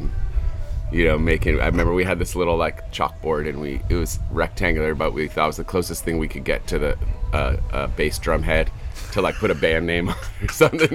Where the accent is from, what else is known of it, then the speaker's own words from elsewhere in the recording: San Francisco, California, United States; I grew up on the West Coast